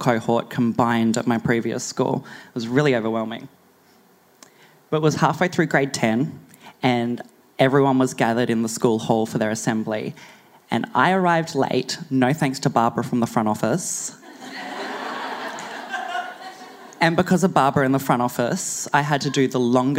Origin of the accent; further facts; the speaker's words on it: Barcaldine, Queensland, Australia; also born or lived in Bundaberg; now in Brisbane, Australia; I'm just from this small country town. You probably haven't heard of it. I've actually been on a road trip all over Australia, and I bet you I could tell you where it is. Bar Calden.